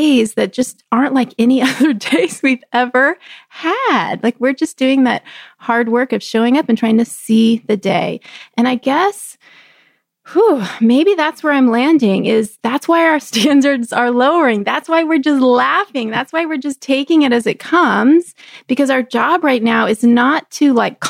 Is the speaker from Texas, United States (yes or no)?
yes; Texas, United States; growing up in Texas